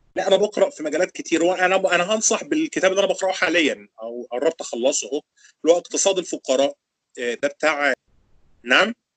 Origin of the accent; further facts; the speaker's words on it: Egypt; عندنا في مصر